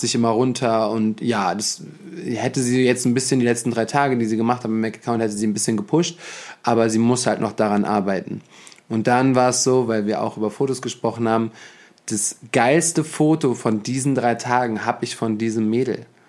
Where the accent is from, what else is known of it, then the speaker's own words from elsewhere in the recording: Germany; wir in Deutschland